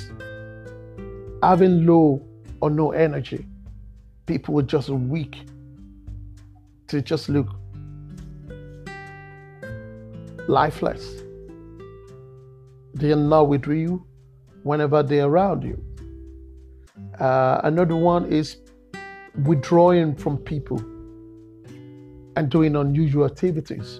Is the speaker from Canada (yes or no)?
no; Nigeria; I'm an African. I'm a Nigerian. Growing up in Nigeria